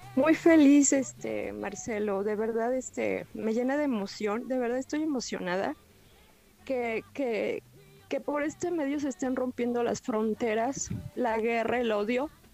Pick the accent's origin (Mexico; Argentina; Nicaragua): Mexico; Mexico City; Soy del Distrito Federal